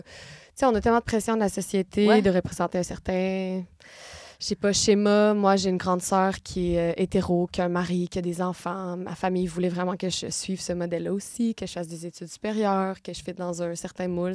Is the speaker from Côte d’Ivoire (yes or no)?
no; Gatineau, Quebec, Canada; moved away as an adult; also born or lived in San Francisco; now in Paris, France; Je suis née à Gatineau, c'est une petite ville à deux heures de Montréal